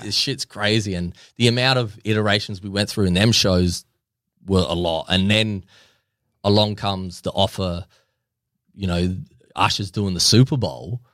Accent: Australia; I'm Australian

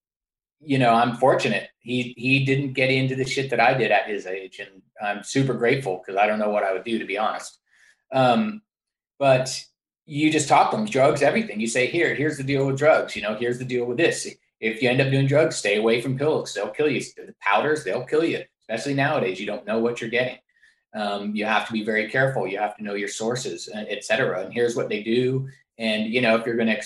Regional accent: San Francisco, California, United States; growing up in San Francisco, I went to public school

